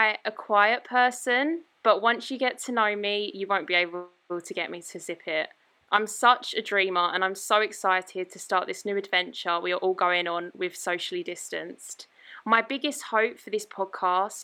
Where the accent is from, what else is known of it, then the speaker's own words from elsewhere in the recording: Essex, East of England, United Kingdom; I'm from Essex